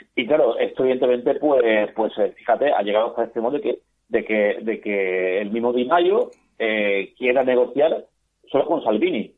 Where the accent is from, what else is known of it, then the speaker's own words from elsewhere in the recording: Spain; como español